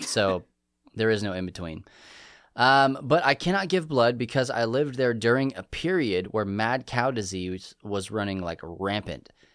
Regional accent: New Mexico, United States; also born or lived in England; now in Texas, United States; I'm from New Mexico

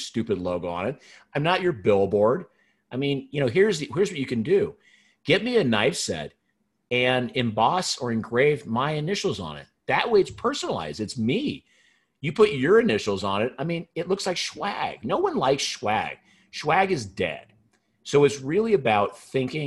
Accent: Pacific Northwest, United States; I grew up in the Pacific Northwest

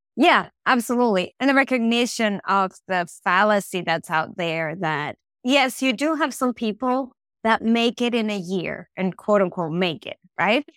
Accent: Venezuela; moved away; I'm from Venezuela

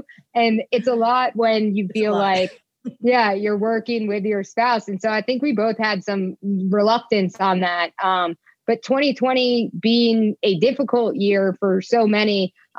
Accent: New York, United States; born there; So my wife likes to refer to me as Yankee born and Southern bred. I was born in New York, where my family still lives, but I left just about as soon as I could.

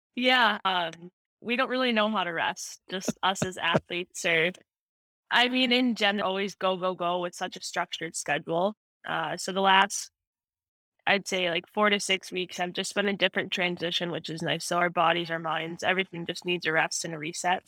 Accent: right outside of Chicago, Illinois, United States; moved away as an adult; also born or lived in Minnesota; I grew up right outside of Chicago

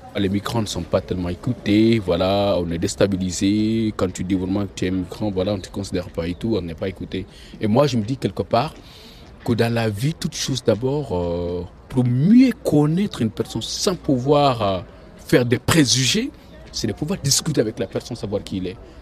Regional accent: Guinea; moved away as an adult; now in Lyon, France; Je viens de Guinée-Conakry.

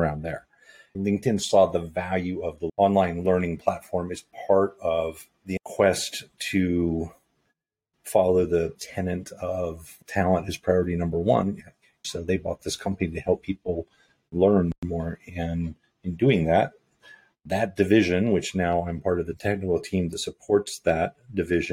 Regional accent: Virginia, United States; moved away as an adult; also born or lived in California / Los Angeles; I grew up in Virginia. I was born in California, but I grew up in Virginia by way of a Navy transfer and did my schooling there

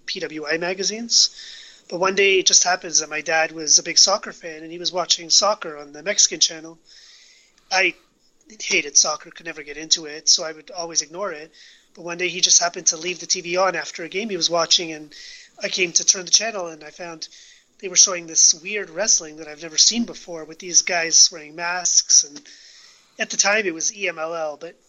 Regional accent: Canada; I'm from Canada

